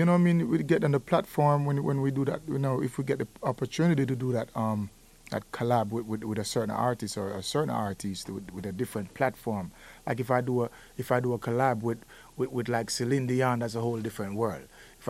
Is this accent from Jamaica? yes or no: yes; Jamaica; being Jamaican artist.